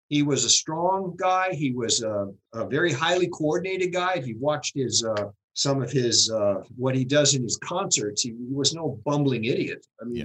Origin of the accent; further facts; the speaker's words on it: Los Angeles, California, United States; I spent a lot of time in Hollywood, but I grew up in Hollywood.